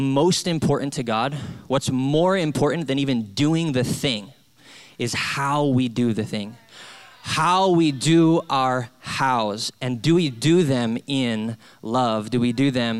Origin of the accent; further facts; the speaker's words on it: Hawaii, United States; also born or lived in Salt Lake City; now in San Diego, United States; I'm from Hawaii